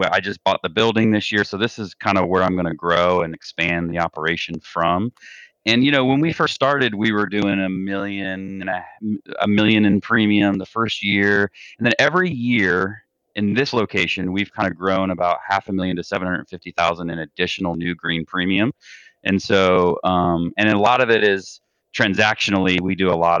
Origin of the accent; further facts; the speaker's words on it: South Florida, United States; Grew up in South Florida.